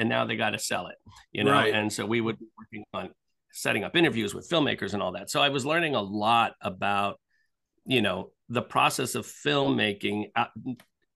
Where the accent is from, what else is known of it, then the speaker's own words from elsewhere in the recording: outside of Philadelphia, Pennsylvania, United States; I grew up outside of Philadelphia.